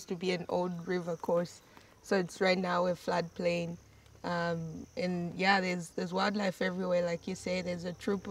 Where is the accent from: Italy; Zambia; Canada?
Zambia; Mazabuka, Southern Province; also born or lived in Luangwa Valley, Zambia; So I was born in southern Zambia, in a small sugarcane plantation town called Mazabuka. And then I moved here to the Luangwa Valley when I was 12